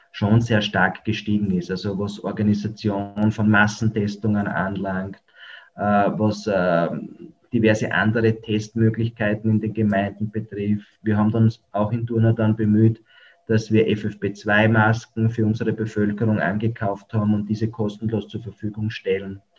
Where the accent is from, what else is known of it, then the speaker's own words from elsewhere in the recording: Austria; diese Möglichkeiten gibt es bei uns in Österreich.